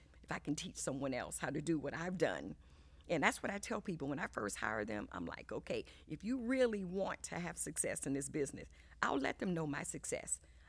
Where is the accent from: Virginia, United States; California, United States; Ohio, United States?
Virginia, United States; Hampton; born there; also born or lived in Germany / Italy / Japan / Key West, Florida; I was born in Hampton, Virginia, and then we lived overseas a good portion of my formative years. We lived in Germany for 3 years. We lived in Italy for 4 years.